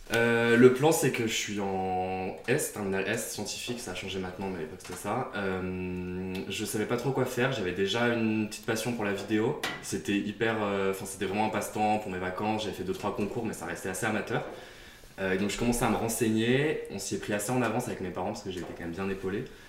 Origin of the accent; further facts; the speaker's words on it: Beaujolais, near Lyon, Auvergne-Rhône-Alpes, France; j'ai grandi à Chez Zazer, qui est dans le Beaujolais juste à côté de Lyon